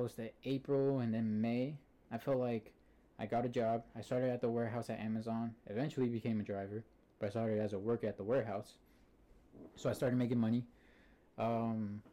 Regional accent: Antioch, California, United States; I'm from Antioch, California.

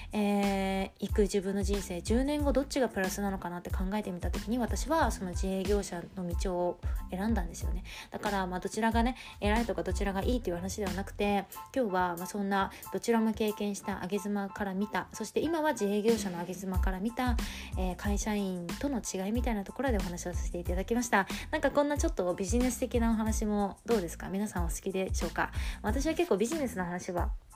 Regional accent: Tokyo, Japan; moved away as an adult; 私は東京出身の人間

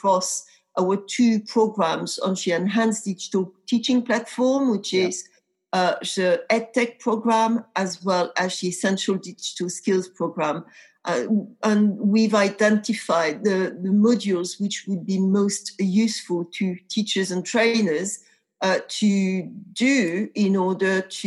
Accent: a tiny village in the center of France, central France, France; accent: French; English is a second language; moved away; also born or lived in Paris; I grew up in a tiny, tiny village in the center of France

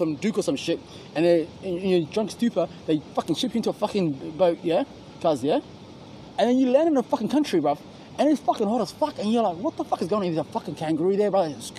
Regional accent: New Zealand; moved away; Because when I first came over here, I came from New Zealand

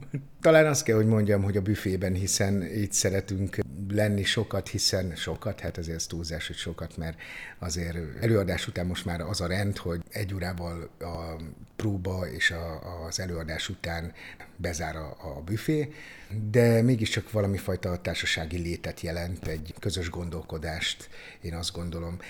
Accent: Onga, Borsod-Abaúj-Zemplén, Hungary; now in Szeged, Hungary; Akkoriban ott az Ongai Általános Iskolába, Onga városa, ahol én születtem

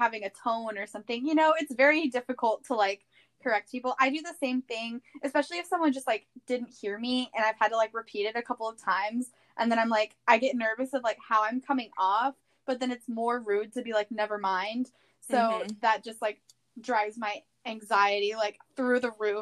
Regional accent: the South, United States; Southerners and our sweet tea

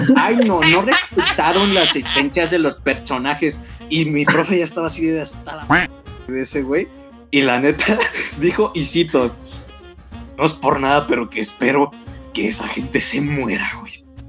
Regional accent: Toluca, State of Mexico, Mexico; yo soy de Toluca Estamos casi casi al ladito de CDMX.

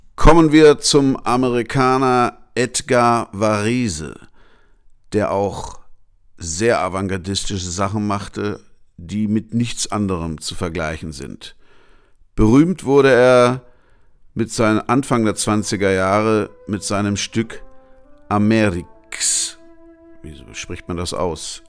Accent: Hanover, Lower Saxony, Germany; meine Geburtsstadt Hannover

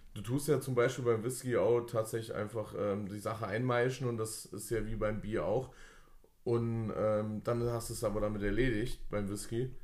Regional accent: Fulda, Hesse, Germany; wir kommen beide von hier, wir kommen hier aus Fulda

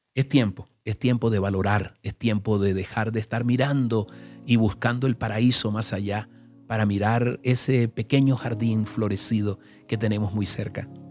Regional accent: Caribbean Region, Colombia; moved away; como nací en el Caribe, ya yo conozco eso, pero déjame decirte algo. En el Caribe, cuando estaba joven, eh, allí, nunca me metí al mar.

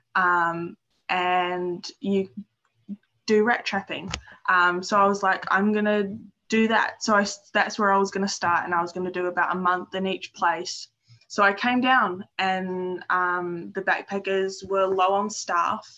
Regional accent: Dunedin, Otago, New Zealand; moved away as an adult; now in Stewart Island, New Zealand; I'm from Dunedin and I grew up there, but I'm currently living in Stewart Island

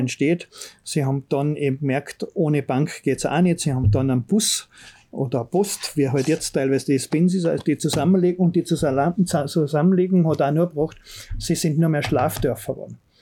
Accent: Bramberg am Wildkogel, Salzburg, Austria; wenn mir gefragt werden, woher kommst du, dann sage ich eigentlich, wo ich den Großteil meiner Kindheit erlebt habe. Also ich sage Bramberg

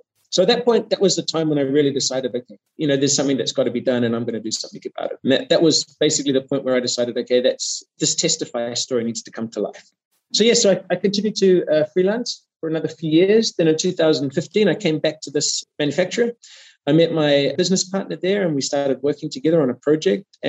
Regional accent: New Zealand; moved away as an adult; now in Germany; I'm from New Zealand originally. I did my studies back in New Zealand.

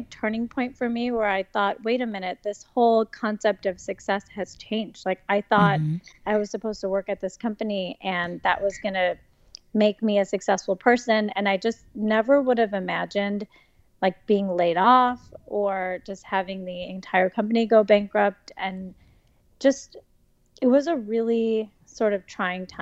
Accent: Midwest, United States; moved away as an adult; I grew up in the Midwest, and I studied at University of Wisconsin

